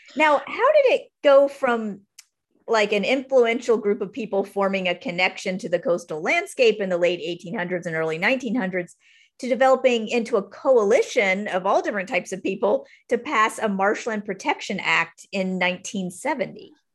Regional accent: South Florida, United States; I'm from South Florida

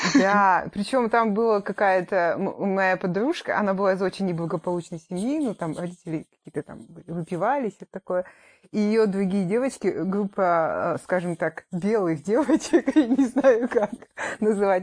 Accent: Kazakhstan; moved away as an adult; also born or lived in Italy / Astana; now in Australia; мы вернулись в Казахстан

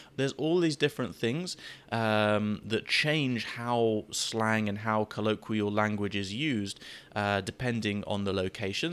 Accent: United Kingdom; I'm British

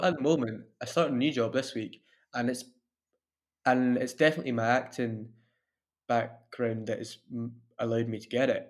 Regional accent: Dunfermline, Scotland, United Kingdom; also born or lived in Glasgow / Italy; now in Dundee, United Kingdom; I'm originally from Dunfermline

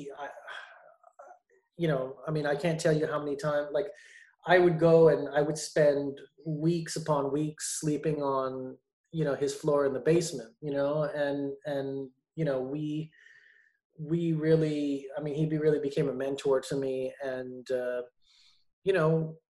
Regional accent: Montreal, Quebec, Canada; moved away; also born or lived in Toronto; I was born and raised in Montreal

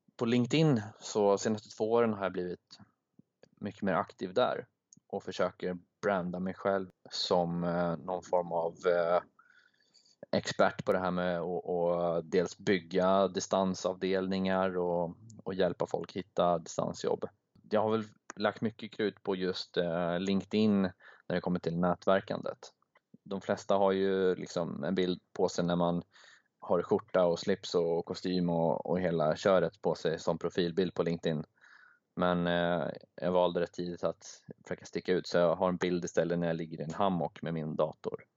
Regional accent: Sweden; moved away; jag är från Sverige

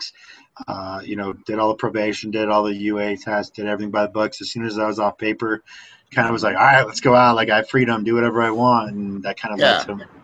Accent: Littleton, Colorado, United States; also born or lived in Lakewood, Colorado; I'm Colorado native, born and raised in the Littleton, Lakewood, kind of metro area

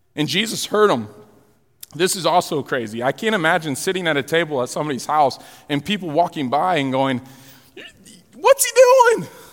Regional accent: Florida, Illinois, United States; We're moving from Florida to Illinois.

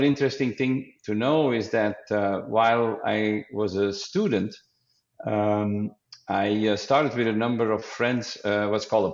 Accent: Belgium; moved away; I am from Belgium. But these days I am a Belgian citizen and a US citizen

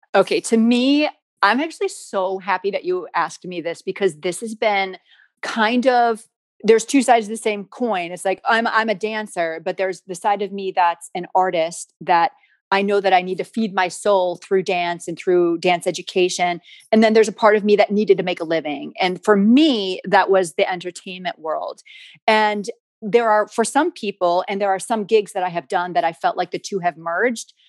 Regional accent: United States; I'm from the States and primarily my career has been in the States

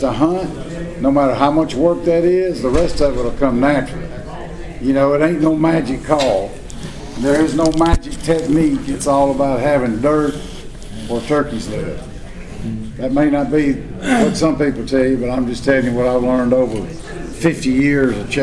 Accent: Homochitto National Forest, Mississippi, United States; I grew up hunting in the Homochitta National Forest

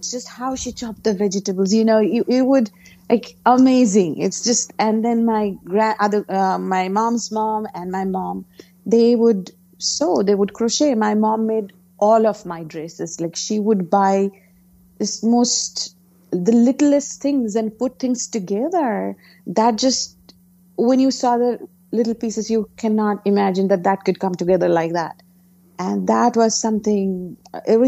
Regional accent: Kolkata, West Bengal, India; English is a second language; moved away as an adult; now in New Jersey, United States; I grew up in Calcutta, India, which is eastern part of India

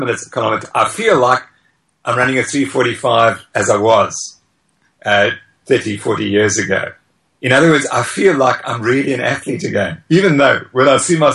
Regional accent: Zimbabwe; now in South Africa; I was born in Zimbabwe

